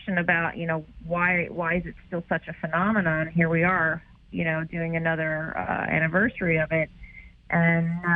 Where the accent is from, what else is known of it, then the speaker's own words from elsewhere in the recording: New York, United States; I'm a New Yorker